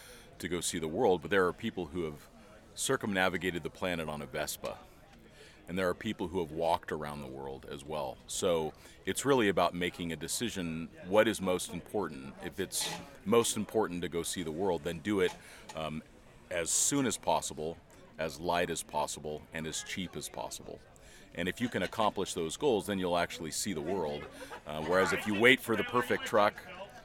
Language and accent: English; Los Angeles, California, United States; born or raised there; moved away as an adult; also born or lived in Mountain Home, Idaho